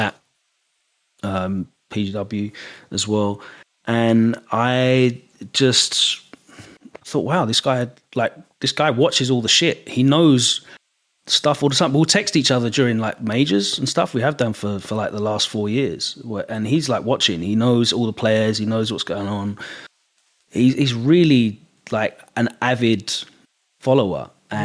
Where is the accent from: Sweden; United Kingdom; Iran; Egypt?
United Kingdom; England; accent: English; my English accent